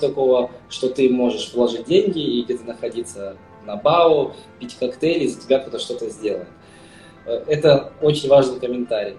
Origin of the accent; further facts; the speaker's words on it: Kazakhstan; moved away as an adult; now in Spain; я сам родом из Казахстана. Сейчас, на данный момент, я уже 10 лет, более 10 лет проживаю в Испании